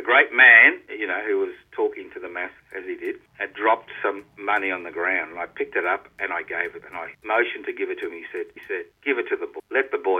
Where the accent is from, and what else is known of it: Brisbane, Queensland, Australia; born or raised there